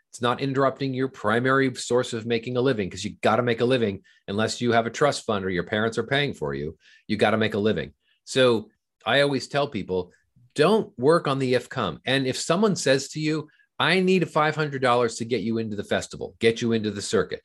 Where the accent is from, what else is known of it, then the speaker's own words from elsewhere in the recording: Southern California, United States; I grew up in Southern California